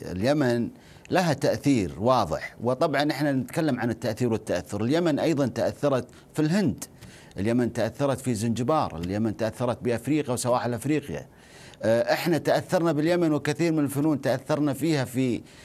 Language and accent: Arabic; Najd, Saudi Arabia; عندنا في نجد